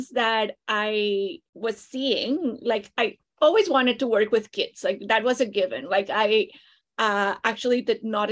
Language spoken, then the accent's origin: English; Costa Rica; moved away as an adult; now in Toronto, Canada; I am originally from Costa Rica.